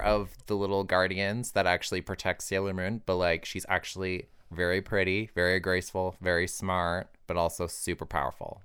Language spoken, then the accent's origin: English; Alberta, Canada; moved away; also born or lived in Toronto; growing up in Alberta was really hard for me.